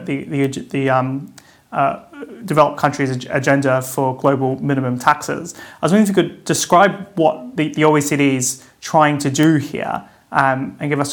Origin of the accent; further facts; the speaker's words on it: Australia; moved away; my home country in Australia